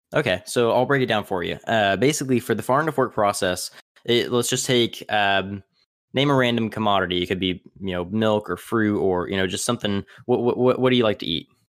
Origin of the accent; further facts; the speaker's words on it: Tipton, California, United States; also born or lived in Tulare; my, uh, hometown, or actually where, where I grew up for, for most of my childhood is a city in, in California that's also called Tipton